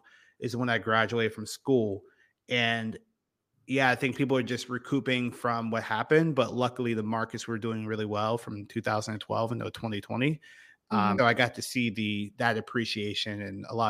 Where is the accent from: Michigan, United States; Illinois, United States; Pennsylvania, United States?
Pennsylvania, United States; about an hour from Penn State; Penn State was right in my backyard. It was about an hour away from my hometown